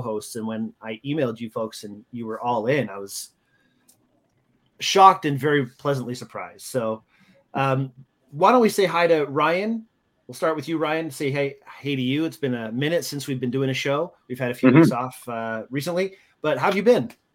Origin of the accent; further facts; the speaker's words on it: Canada; moved away; also born or lived in United States; as a Canadian, uh, I'm very proud of. I've lived in the States for a long time